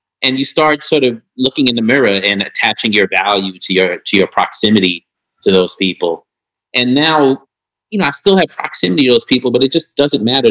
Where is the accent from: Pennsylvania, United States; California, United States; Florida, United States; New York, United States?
New York, United States; New York City; I'm from New York